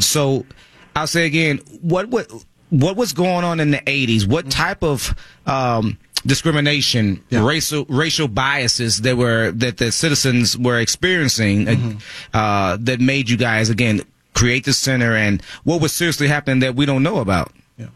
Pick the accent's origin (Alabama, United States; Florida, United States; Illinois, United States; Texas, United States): Texas, United States; I'm from Texas, and my father's from Louisiana